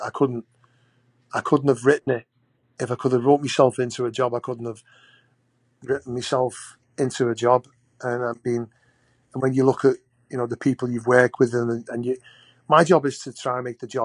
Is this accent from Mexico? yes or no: no; Liverpool, North West England, United Kingdom; growing up in Liverpool Ford